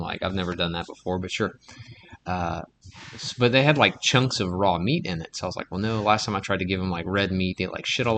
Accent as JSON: {"language": "English", "town": "Henderson", "region": "Louisiana", "country": "United States", "tie": "born or raised there", "said": "my hometown, Henderson, Louisiana"}